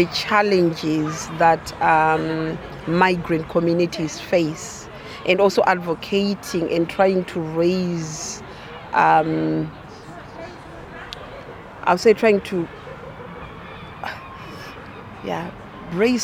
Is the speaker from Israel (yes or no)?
no; Zimbabwe; now in Coventry, United Kingdom; I am originally from Zimbabwe